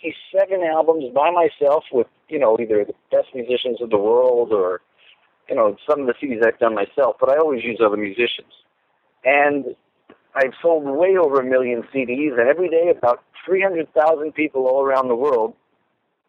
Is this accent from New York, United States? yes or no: yes; New York City, New York, United States; moved away as an adult; also born or lived in Los Angeles / Minneapolis; I grew up in Brooklyn, New York. I lived in Los Angeles for 9 years. I lived in Minneapolis for 9 years. And now I'm back on the East Coast again